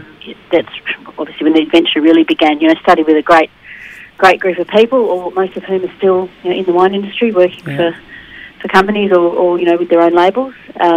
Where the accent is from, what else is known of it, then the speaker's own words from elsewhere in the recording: Sydney, New South Wales, Australia; moved away; I grew up in Sydney, in the northern suburbs of Sydney